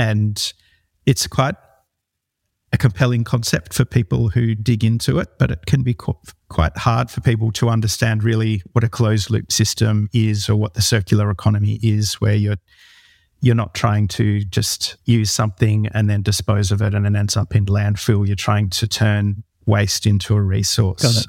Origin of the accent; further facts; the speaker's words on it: New South Wales, Australia; I grew up in the Northern Rivers region of New South Wales, where I still live